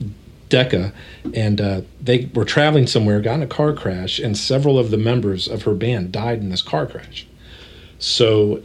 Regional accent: Dayton, Ohio, United States; we grew up in West Dayton and really got into hip hop and R&B, all that stuff

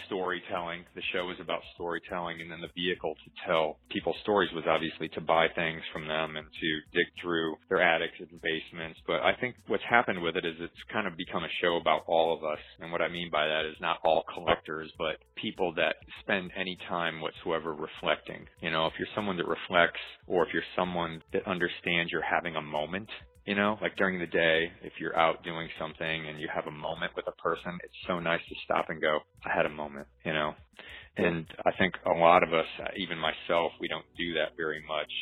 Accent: United States; I grew up in the Quad Cities

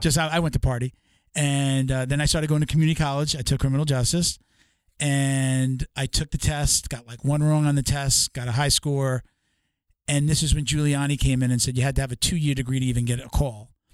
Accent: Long Island, New York, United States; I grew up on Long Island

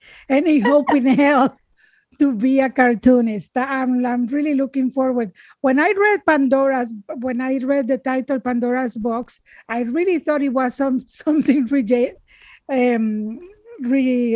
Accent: Managua, Nicaragua; moved away as an adult; I am from Nicaragua. When I was 8 years old

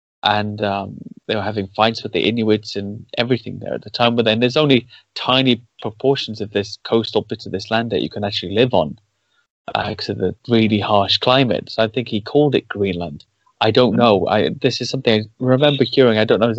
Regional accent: Cardiff, Wales, United Kingdom; I grew up in Wales, and that's always my excuse for the screwed up accent. But I know it's not really the reason. It just, I always sounded like this. And in my area, they were very, it's Cardiff

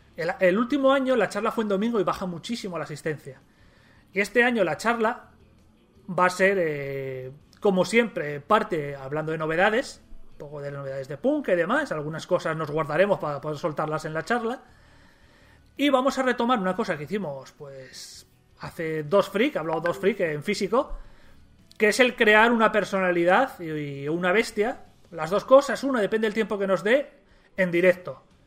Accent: Gijón, Asturias, Spain; nosotros somos de Gijón

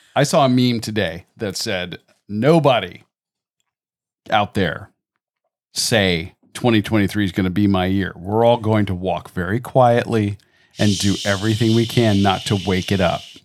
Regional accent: Florida, United States; also born or lived in Georgia; born and raised here in Florida.

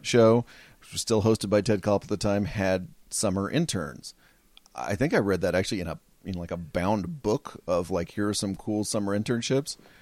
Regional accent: Fort Worth, Texas, United States; moved away; Spent my whole life there, uh, my whole childhood there

